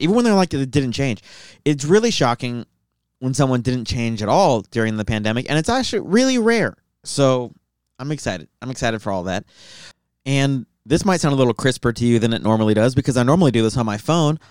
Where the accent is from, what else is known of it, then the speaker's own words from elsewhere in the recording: Tucson, Arizona, United States; I'm just from Tucson.